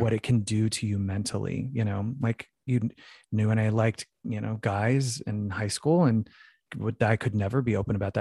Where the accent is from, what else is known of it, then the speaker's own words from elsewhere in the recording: Phoenix, Arizona, United States; growing up in Phoenix, Arizona